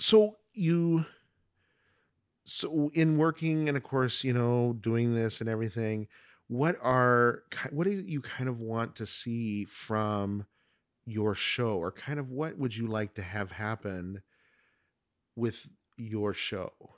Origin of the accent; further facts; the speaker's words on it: Oregon, United States; moved away as an adult; now in Arizona, United States; I was originally from Oregon, and moved to Arizona in ninety-eight